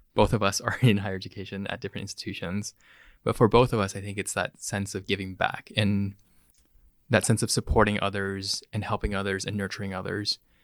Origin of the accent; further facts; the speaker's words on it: Bay Area, California, United States; So I was born and raised in the Bay Area. Grew up in the South Bay and the Peni-, Peninsula.